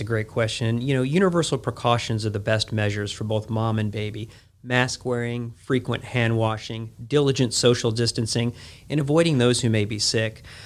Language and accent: English; Chicago, Illinois, United States; moved away as an adult; now in Jackson, United States; I was born and raised in Chicago